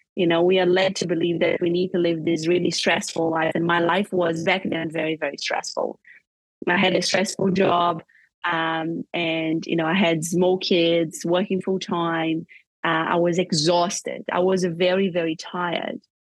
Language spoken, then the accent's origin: English; Brazil; moved away as an adult; also born or lived in Europe; I grew up in Brazil